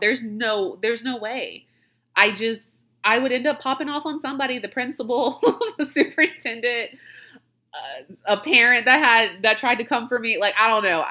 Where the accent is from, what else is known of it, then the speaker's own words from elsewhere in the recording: Louisiana, United States; I'm from Louisiana.